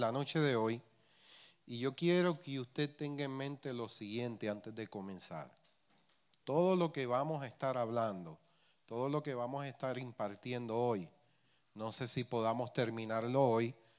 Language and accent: Spanish; Puerto Rico; accent: Puerto Rican; criollización puertorriqueña